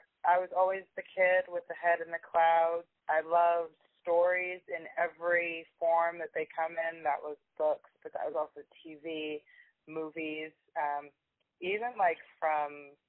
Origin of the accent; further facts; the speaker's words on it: United States; now in England, United Kingdom; I'm originally from the United States. I kind of moved around a lot, but I'm currently living in England.